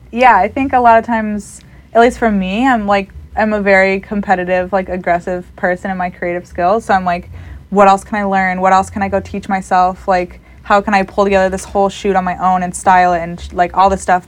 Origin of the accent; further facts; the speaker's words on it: Elgin, Illinois, United States; now in Chicago, United States; I am from Elgin, Illinois, which is a little suburb outside of Chicago